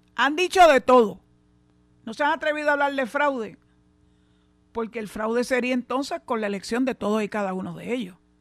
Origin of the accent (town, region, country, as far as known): Puerto Rico